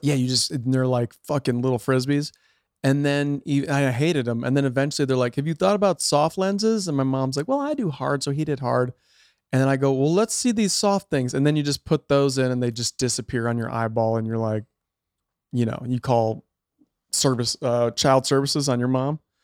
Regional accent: outside Chicago, Illinois, United States; moved away as an adult; now in California, United States; I grew up outside Chicago

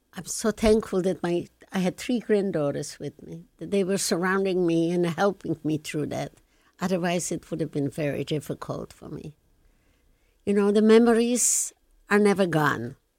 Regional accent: Lublin, Lublin Voivodeship, Poland; English is a second language; moved away as an adult; now in Canada; I come from Lublin

